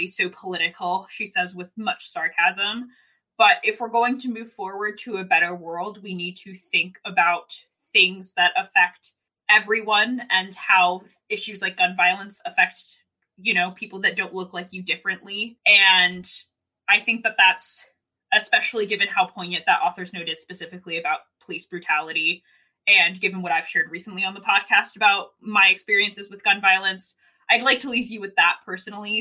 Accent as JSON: {"language": "English", "town": "Sandy Hook", "region": "Connecticut", "country": "United States", "said": "I'm from Sandy Hook and gun violence has really shaped my life."}